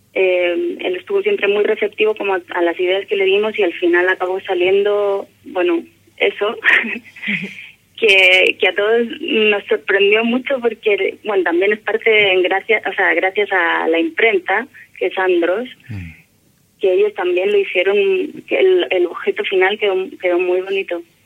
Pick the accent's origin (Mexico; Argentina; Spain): Spain; moved away as an adult; now in Valparaíso, Chile; soy española